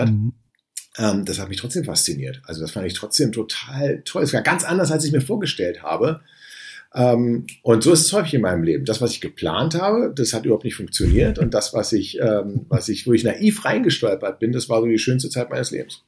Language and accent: German; Berlin, Germany; ich komme aus Berlin